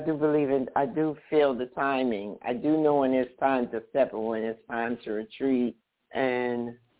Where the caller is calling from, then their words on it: New Jersey, United States; New Jersey.